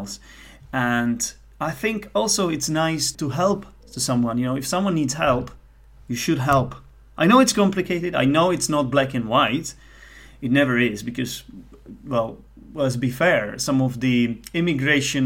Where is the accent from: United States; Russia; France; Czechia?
Czechia; English is a second language; also born or lived in United Kingdom; I'm Czech. And I'm a non-native speaker